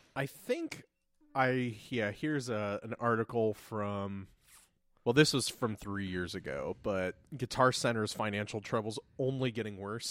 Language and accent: English; Lancaster, Ohio, United States; we grew up in Lancaster, Ohio.